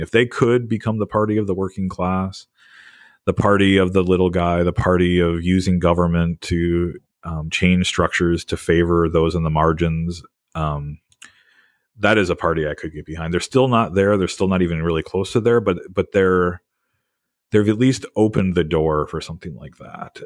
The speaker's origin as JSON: {"language": "English", "region": "Wisconsin", "country": "United States", "tie": "born or raised there", "moved": "as an adult", "lives_now": "New Jersey, United States", "said": "I grew up in Wisconsin"}